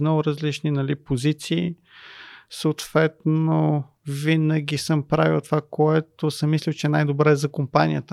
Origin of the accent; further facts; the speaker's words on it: Sofia, Sofia City, Bulgaria; Аз израснах в Люлин